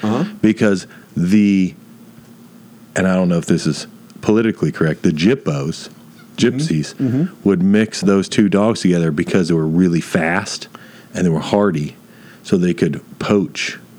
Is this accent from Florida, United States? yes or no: yes; Dunedin, Florida, United States; I was born in City of Our Lord, Dunedin, Florida, Year of Our Lord 1981, to European parents.